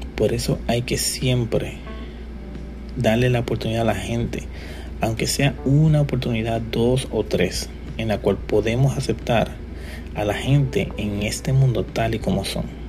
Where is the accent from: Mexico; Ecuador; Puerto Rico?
Puerto Rico; yo soy puertorriqueño y soy joven